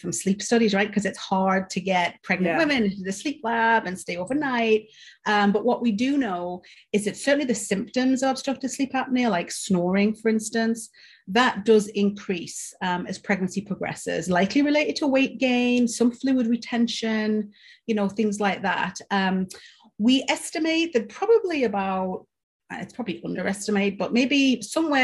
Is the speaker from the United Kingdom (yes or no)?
yes; Newcastle upon Tyne, North East England, United Kingdom; moved away as an adult; now in Michigan, United States; I'm from the UK, as you can probably tell. I'm from Newcastle originally